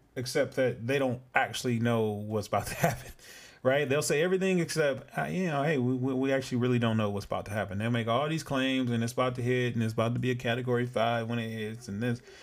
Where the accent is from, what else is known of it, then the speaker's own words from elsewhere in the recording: California, United States; moved away as an adult; also born or lived in Southern Illinois; I'm born and raised in Cali.